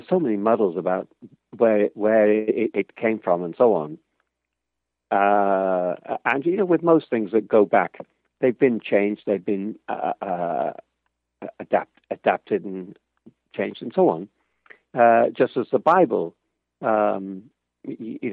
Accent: Liverpool, North West England, United Kingdom; I'm from Liverpool, not even in the same country.

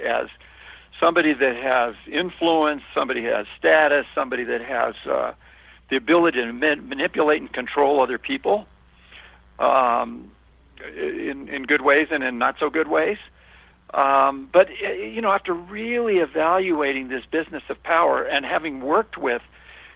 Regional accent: Los Angeles, California, United States; I was born and raised in Hollywood

